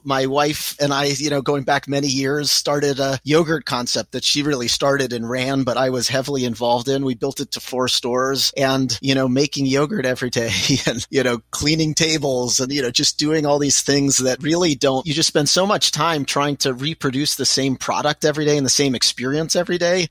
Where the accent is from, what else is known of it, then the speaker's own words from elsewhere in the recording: Pittsburgh, Pennsylvania, United States; I was born in Pittsburgh, Pennsylvania. My parents were immigrants from Israel